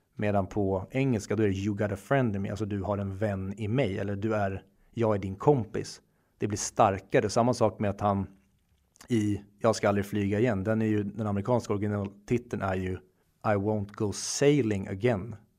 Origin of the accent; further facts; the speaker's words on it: Sweden; vi svenskar